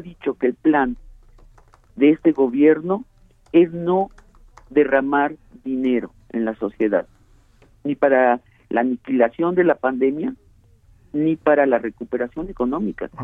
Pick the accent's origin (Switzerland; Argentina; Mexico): Mexico; nosotros los mexicanos